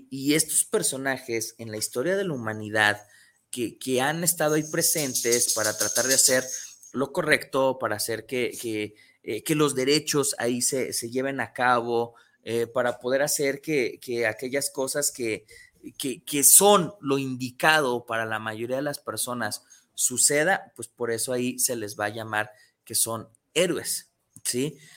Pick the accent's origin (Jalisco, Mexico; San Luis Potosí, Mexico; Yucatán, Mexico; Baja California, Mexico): Jalisco, Mexico; San Pedro Tlaquepaque; Saludos a, a, mi San Pedro Tlaquepaque, saludos a, a mi pueblito querido, ¿verdad?